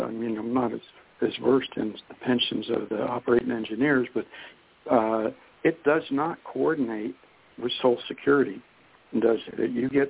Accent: Youngstown, Ohio, United States; now in Harrison, United States; I came from Youngstown, Ohio, as a lot of folks know on the show, but my first friend in Michigan, I moved to Harrison

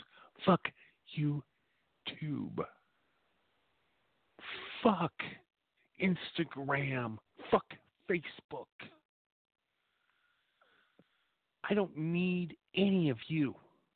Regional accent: Appleton, Wisconsin, United States; now in Torrance, United States; I grew up in Appleton, Wisconsin

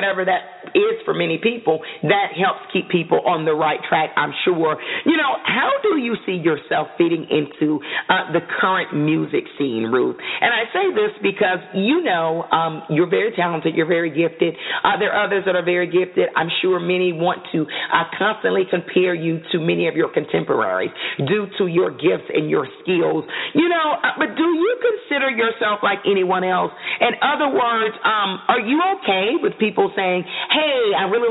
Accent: the South, United States; I'm from the South.

